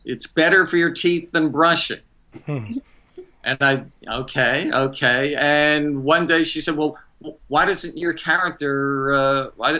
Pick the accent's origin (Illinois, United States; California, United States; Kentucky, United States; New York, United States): New York, United States; now in Virginia, United States; I grew up in New York